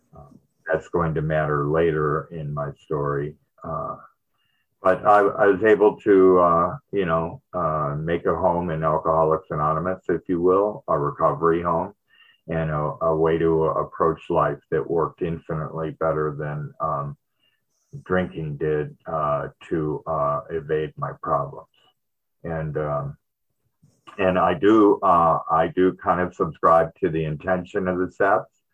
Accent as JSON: {"language": "English", "town": "Detroit", "region": "Michigan", "country": "United States", "tie": "born or raised there", "moved": "yes", "said": "I was born in Michigan, Detroit, and uh, it, it's really cold there"}